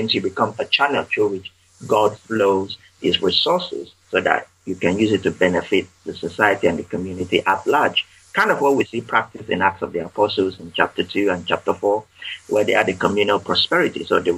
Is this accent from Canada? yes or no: no; United Kingdom; Obviously, we are British. We don't talk about faith and finance.